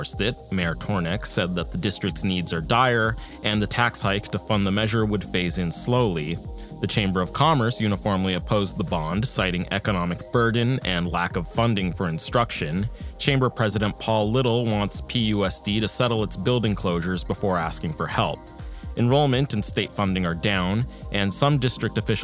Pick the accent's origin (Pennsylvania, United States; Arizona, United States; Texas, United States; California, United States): California, United States; La Puente; also born or lived in Covina, California; Me, I grew up around La Puente and Covina